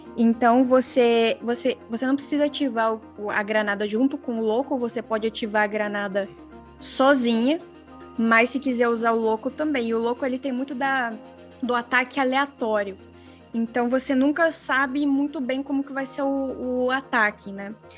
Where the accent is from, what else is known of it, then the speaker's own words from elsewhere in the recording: Brazil; now in Australia; quando eu falo que eu sou brasileira